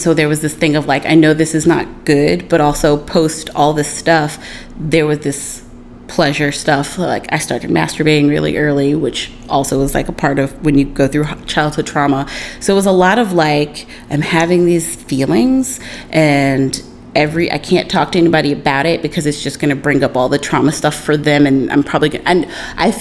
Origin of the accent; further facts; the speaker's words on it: South Carolina, United States; now in New York City, United States; I grew up in South Carolina.